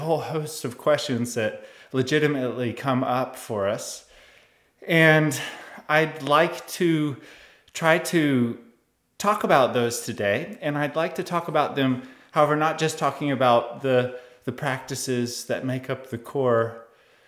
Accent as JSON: {"language": "English", "country": "United States", "said": "I'm of course from the United States"}